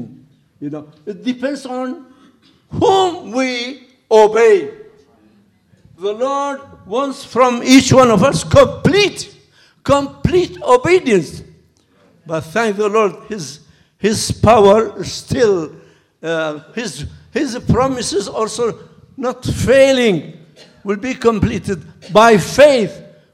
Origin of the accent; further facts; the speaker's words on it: Baghdad, Baghdad Governorate, Iraq; moved away as an adult; also born or lived in Loma Linda, United States; now in United States; I am a retired minister from Middle East, from Baghdad. We are here 30 years